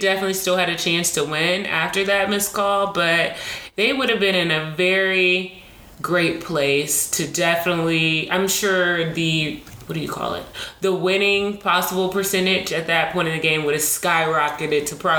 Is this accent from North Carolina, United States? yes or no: yes; Charlotte, North Carolina, United States; now in Atlanta, United States; I'm from Charlotte.